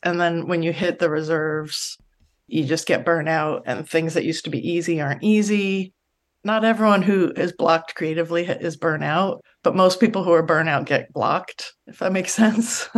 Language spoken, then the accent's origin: English; Los Angeles, California, United States; I grew up in San Pedro, California in the seventies and eighties